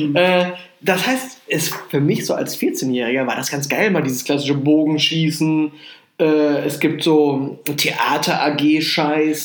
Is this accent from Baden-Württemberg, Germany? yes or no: no; Rhineland-Palatinate, Germany; moved away; Ich komme ja aus der Pfalz